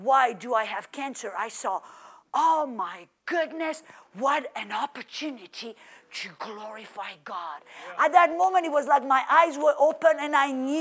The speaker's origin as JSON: {"language": "English", "area": "French Riviera", "region": "Provence-Alpes-Côte d'Azur", "country": "France", "also_born_or_lived": "Oklahoma", "moved": "as an adult", "lives_now": "United States", "said": "I come from the French Riviera, like Florida, where it's warm"}